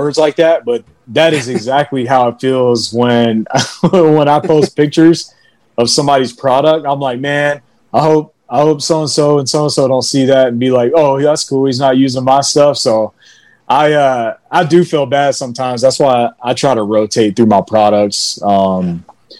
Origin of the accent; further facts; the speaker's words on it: Alabama, United States; moved away; I'm from Alabama.